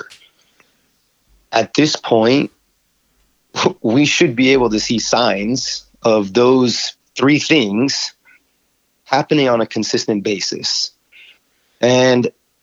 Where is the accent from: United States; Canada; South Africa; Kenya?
United States